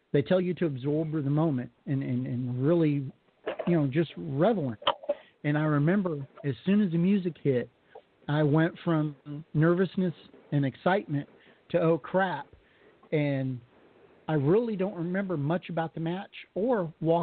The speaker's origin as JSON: {"language": "English", "region": "Colorado", "country": "United States", "moved": "yes", "said": "I'm from Colorado originally"}